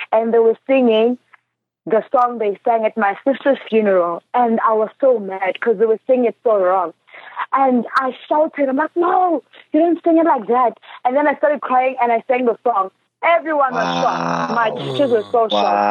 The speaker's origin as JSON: {"language": "English", "town": "Johannesburg", "region": "Gauteng", "country": "South Africa", "tie": "born or raised there", "also_born_or_lived": "KwaZulu-Natal", "said": "That was the reason for my family to actually move from KZN to Johannesburg. And I grew up in Johannesburg"}